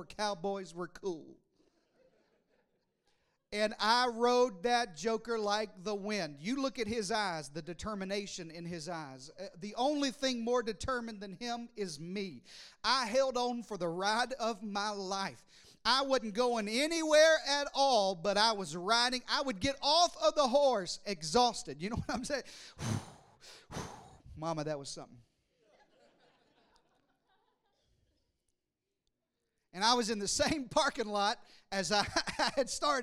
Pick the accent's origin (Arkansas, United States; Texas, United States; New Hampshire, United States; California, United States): Arkansas, United States; I was raised in the deep south in Arkansas